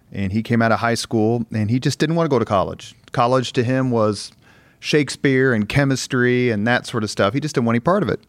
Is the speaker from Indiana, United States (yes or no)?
yes; Indianapolis, Indiana, United States; growing up on the East Side